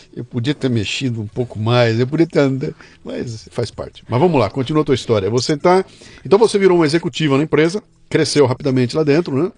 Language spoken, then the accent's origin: Portuguese; Bauru, São Paulo, Brazil; moved away as an adult; now in São Paulo, Brazil; Eu, eu sou de Bauru. Vim para cá com 18 anos de idade